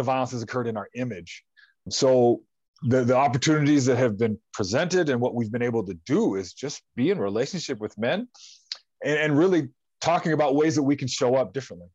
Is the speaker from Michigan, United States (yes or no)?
no; Troy, Montana, United States; now in Idaho, United States; I grew up in Western Montana, Troy